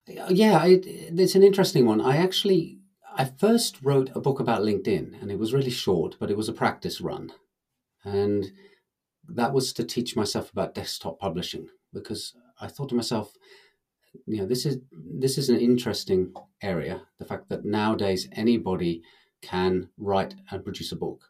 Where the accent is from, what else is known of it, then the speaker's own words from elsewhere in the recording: England, United Kingdom; now in Finland; I'm actually English